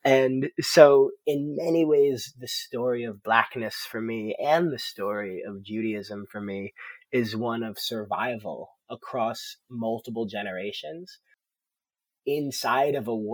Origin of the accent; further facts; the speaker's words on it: Providence, Rhode Island, United States; Growing up in Providence, Rhode Island